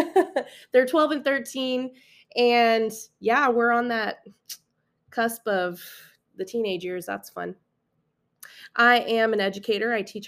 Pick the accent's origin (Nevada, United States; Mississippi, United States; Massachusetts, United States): Nevada, United States; Las Vegas; I'm from Las Vegas, Nevada, born and raised. I did move around a little bit when I was a kid. I was an Air Force brat. My dad was in the military, so I grew up on a military base.